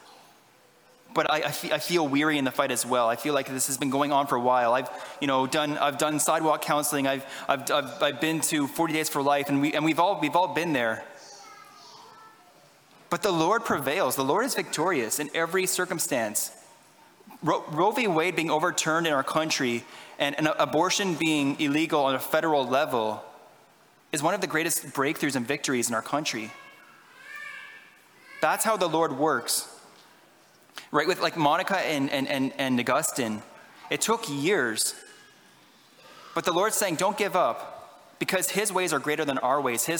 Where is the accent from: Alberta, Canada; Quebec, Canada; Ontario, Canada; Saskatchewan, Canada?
Ontario, Canada; Ottawa; I'm from Ottawa